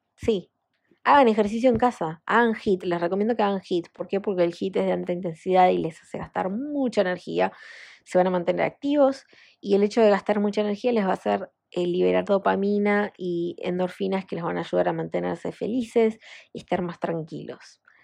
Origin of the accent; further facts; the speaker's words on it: Argentina; en mi país, en Argentina